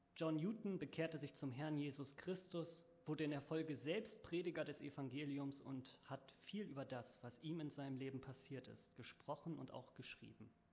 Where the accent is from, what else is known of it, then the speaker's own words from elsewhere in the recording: Northern Germany, Germany; bei uns in Norddeutschland